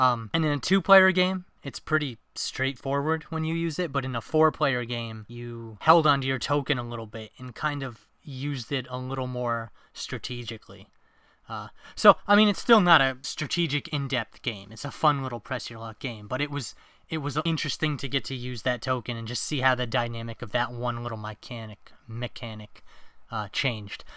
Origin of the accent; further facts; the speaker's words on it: New York, United States; moved away as an adult; now in New Hampshire, United States; I'm originally from New York